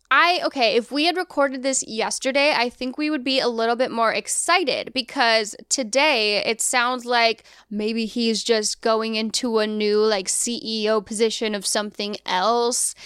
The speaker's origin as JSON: {"language": "English", "region": "Colorado", "country": "United States", "tie": "born or raised there", "moved": "as an adult", "said": "I grew up in Colorado and, well, mostly fifth through twelfth grade."}